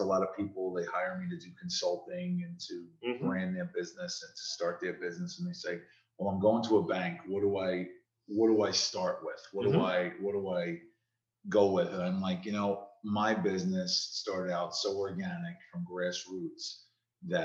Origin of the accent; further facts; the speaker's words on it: Hudson County, New Jersey, United States; moved away; also born or lived in Ocean County, New Jersey; I am born and raised in Hudson County, and I've lived in Ocean County. I've kind of moved all around the state throughout my life.